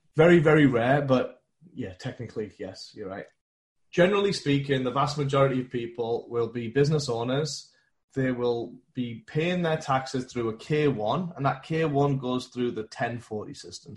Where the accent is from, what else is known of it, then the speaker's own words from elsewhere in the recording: England, United Kingdom; moved away as an adult; now in United States; born and raised in England. I moved out to America with a big Fortune 500 company